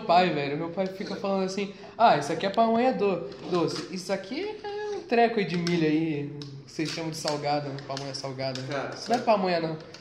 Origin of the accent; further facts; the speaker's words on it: Rio de Janeiro, Brazil; eu sou carioca